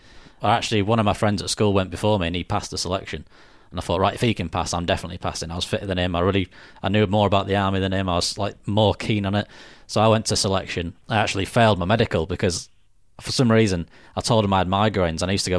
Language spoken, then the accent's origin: English; Northern Ireland, United Kingdom; And he's like, where are you from? And I said, Northern Ireland. And he said, you don't sound very fucking Irish.